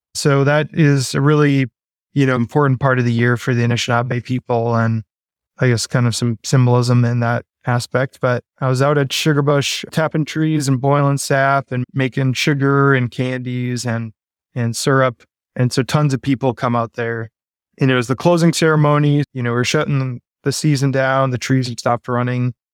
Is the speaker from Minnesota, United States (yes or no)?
yes; Minneapolis, Minnesota, United States; now in Seattle, United States; I grew up in Minneapolis and currently reside here in Seattle, Washington.